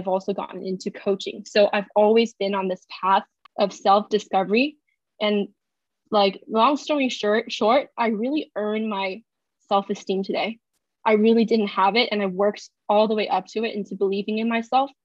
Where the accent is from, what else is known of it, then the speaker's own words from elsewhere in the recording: China; moved away as an adult; now in United States; I was born and raised in China